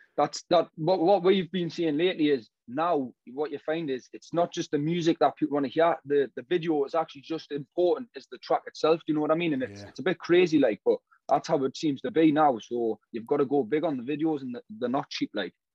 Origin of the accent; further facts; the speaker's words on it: Newcastle upon Tyne, North East England, United Kingdom; I'm from Kingston Park, obviously Newcastle